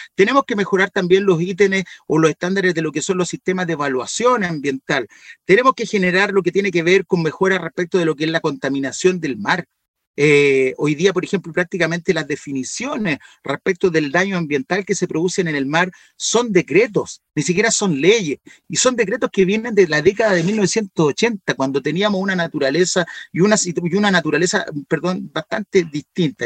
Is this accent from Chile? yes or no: yes; Valparaíso, Chile; Y si nos vamos más hacia la cordillera, que es de donde soy yo